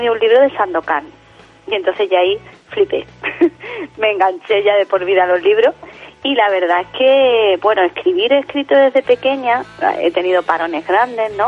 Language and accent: Spanish; Jerez de la Frontera, Andalusia, Spain; aquí en, en Jerez, mi tierra, eh, cuando era pequeña